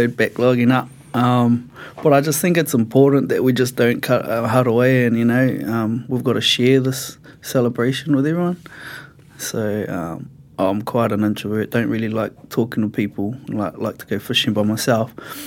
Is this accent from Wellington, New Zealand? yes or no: no; Te Awamutu, Waikato, New Zealand; I grew up in Te Awamutu.